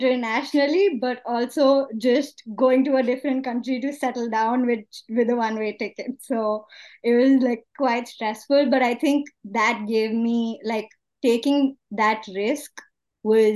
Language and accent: English; Delhi, India; moved away as an adult; now in Toronto, Canada; I am originally from Delhi, India. I've been born, grew up, did my high schooling, everything in Delhi. And I came to Canada, to Toronto as an 18-year-old